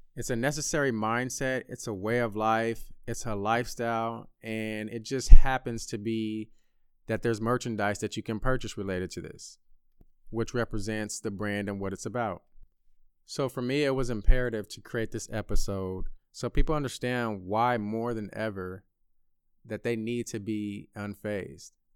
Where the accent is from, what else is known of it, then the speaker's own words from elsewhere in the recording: Bay Area, California, United States; moved away as an adult; my hometown of the Bay Area